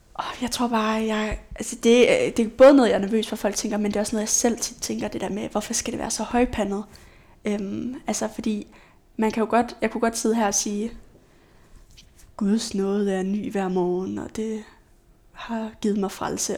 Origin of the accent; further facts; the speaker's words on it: Aalborg, North Denmark Region, Denmark; now in Aarhus, Denmark; Jeg er fra Aalborg